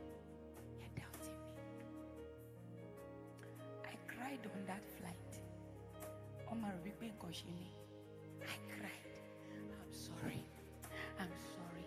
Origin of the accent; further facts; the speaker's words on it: Edo, Nigeria; I'm from Edo State.